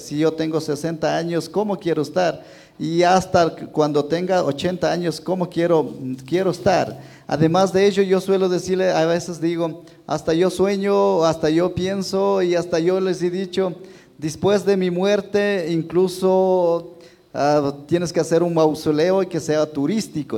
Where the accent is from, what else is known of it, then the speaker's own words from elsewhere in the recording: Ecuador; un señor terrateniente de mi tierra